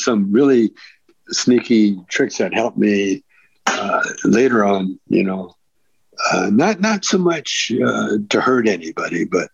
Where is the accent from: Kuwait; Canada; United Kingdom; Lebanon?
Canada; Calgary, Alberta; now in United States; I grew up in Calgary